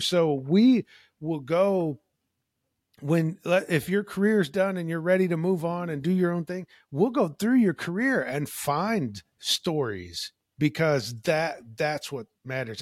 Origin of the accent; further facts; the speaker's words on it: Illinois, United States; moved away as an adult; now in Washington State, United States; I currently live in Washington State, not too far from Olympic National Park, but I am from Illinois